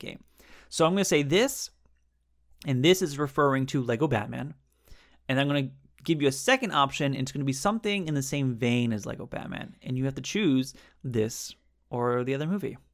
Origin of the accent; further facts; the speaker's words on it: Southern California, United States; I'm also from California, Southern California